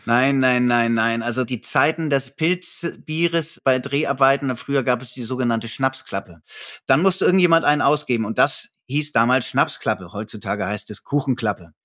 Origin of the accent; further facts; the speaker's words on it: Hamburg, Germany; bei uns in Hamburg